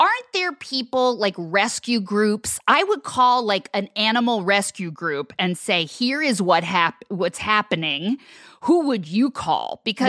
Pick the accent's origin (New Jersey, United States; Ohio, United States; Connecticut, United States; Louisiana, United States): New Jersey, United States; I would steal that beagle. I'm from New Jersey.